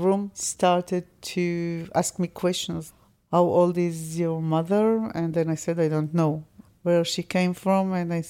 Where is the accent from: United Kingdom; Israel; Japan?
Israel; I'm not second generation. I was born in Israel and I'm an Israeli.